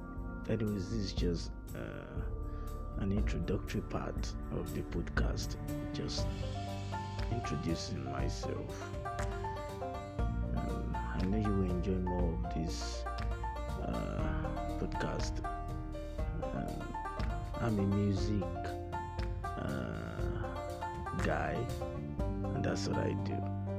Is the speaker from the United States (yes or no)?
no; Osun, Nigeria; moved away as an adult; now in Katsina State, Nigeria; I'm a Nigerian and a serving corps member posted to Katsina State from Osun State. I'm a twin.